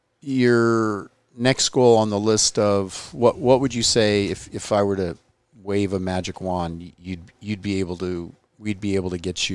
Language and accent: English; Temple City, California, United States; I grew up in Temple City, California, you know, went to Royal High School